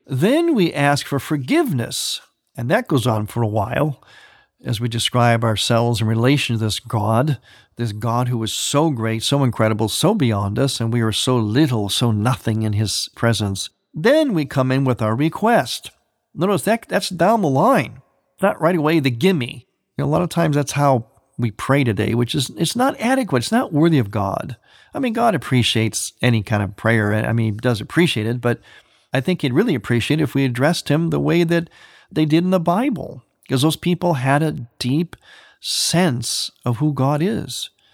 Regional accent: Cleveland, Ohio, United States; my hometown of Cleveland

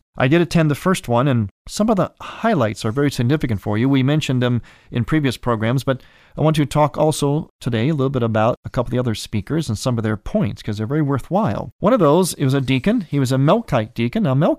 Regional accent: Cleveland, Ohio, United States; the Cleveland, Akron, Canton area, my hometown, specifically Cleveland area

